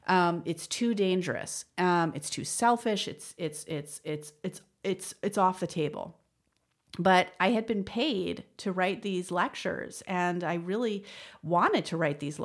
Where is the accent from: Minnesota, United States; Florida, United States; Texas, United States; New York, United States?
New York, United States; So, you know, I grew up in the West Village, but I went to yeshiva from first grade to eighth grade, a very religious Jewish school called Ramaz